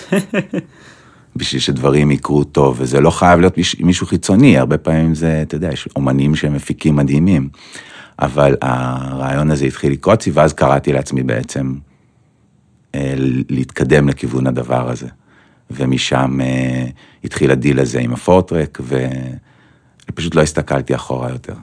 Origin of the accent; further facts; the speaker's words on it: Petah Tikva, Central District, Israel; זה היה בפתח תקווה, mm-hmm. ושם גדלתי גם